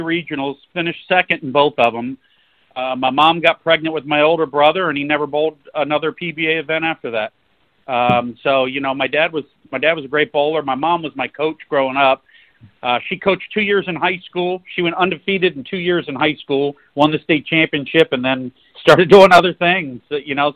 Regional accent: St. Petersburg, Florida, United States; Growing up in St. Pete, Florida, my dad owned a bowling center

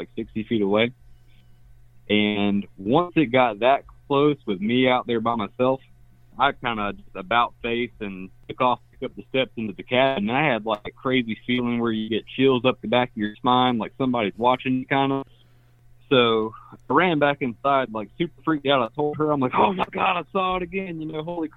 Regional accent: South Carolina, United States; I'm from South Carolina

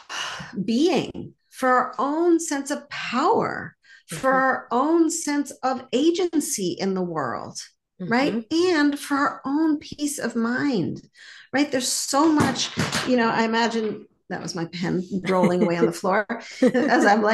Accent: Montreal, Quebec, Canada; And I grew up in Montreal and I learned French growing up

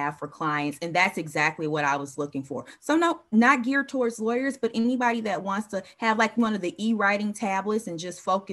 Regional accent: Chicago, Illinois, United States; We're Chicagoan.

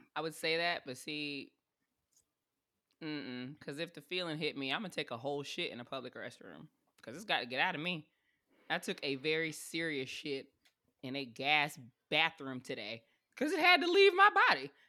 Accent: South Carolina, United States; moved away as an adult; now in Tampa, United States; I'm from South Carolina. We're an inland little area for the most part

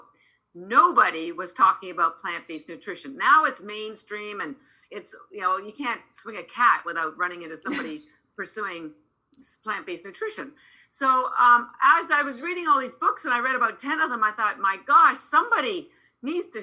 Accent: Canada; moved away as an adult; now in Boston, United States; I'm actually Canadian. I'm here in Boston. I've lived in Boston 33 years

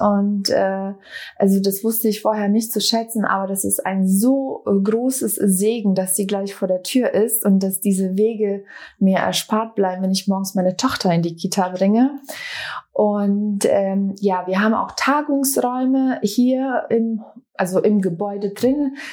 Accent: Bosnia & Herzegovina; now in Berlin, Germany; ich komme ursprünglich aus Bosnien-Herzegowina. Wir sind 95 nach Berlin geflüchtet

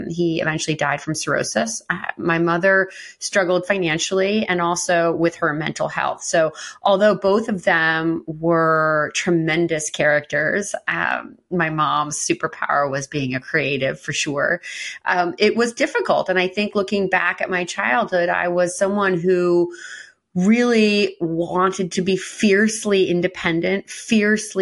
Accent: Westchester County, New York, United States; I grew up in Westchester County, to parents who were immigrants from Norway

